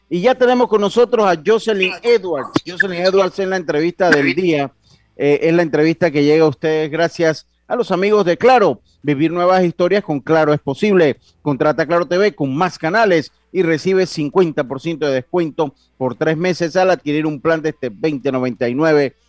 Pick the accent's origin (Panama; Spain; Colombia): Panama; nosotros como panameños